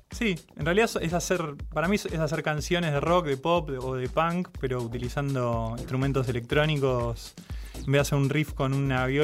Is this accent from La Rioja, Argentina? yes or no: no; Ciudadela, Buenos Aires Province, Argentina; De Ciudadela.